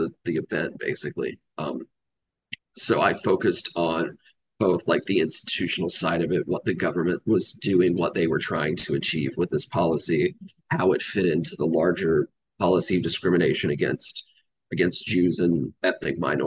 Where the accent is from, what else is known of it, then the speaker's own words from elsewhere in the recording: Georgia, United States; So I grew up in Georgia. Spent most of my life living in the South